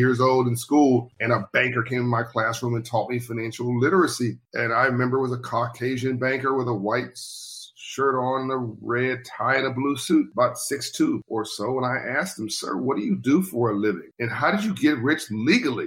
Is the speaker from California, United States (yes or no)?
yes; Compton, California, United States; also born or lived in South Central Los Angeles; I grew up in Compton, California, and then later in South Central Los Angeles